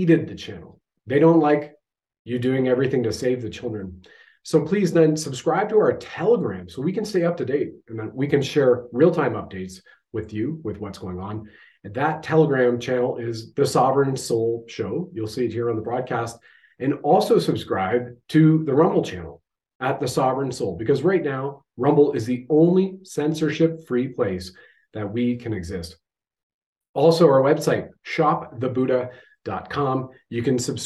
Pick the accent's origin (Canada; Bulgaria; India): Canada